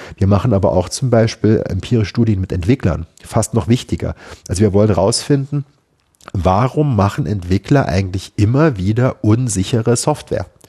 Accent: Saarbrücken, Saarland, Germany; Ich bin in Saarbrücken groß geworden

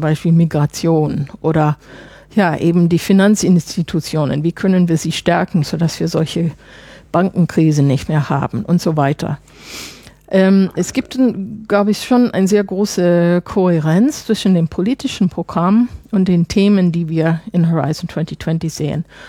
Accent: Chicago, Illinois, United States; German is a second language; moved away as an adult; also born or lived in France / Germany; now in Brussels, Belgium; ich komme nicht aus Illinois. Ich komme aus Chicago. Aber wissen Sie, ich bin ja auch seit vielen Jahren weg

